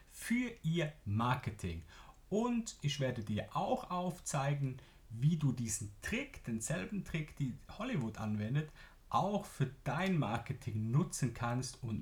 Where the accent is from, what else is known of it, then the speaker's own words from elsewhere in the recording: Switzerland; accent: Swiss German; first language Swiss German; German is a second language; denn ich spreche zum ersten Mal Deutsch und nicht meine Muttersprache Schweizerdeutsch und ich bin gespannt, wie es dir gefällt.